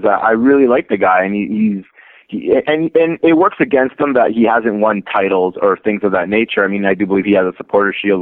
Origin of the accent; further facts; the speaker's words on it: Canada; I am Canadian